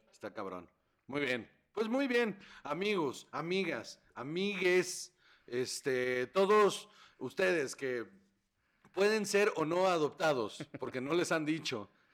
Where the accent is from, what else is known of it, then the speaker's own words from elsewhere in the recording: Sonora, Mexico; yo soy de Sonora